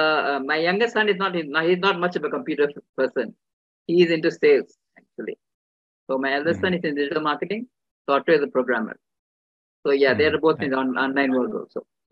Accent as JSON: {"language": "English", "country": "India", "said": "being an Indian woman"}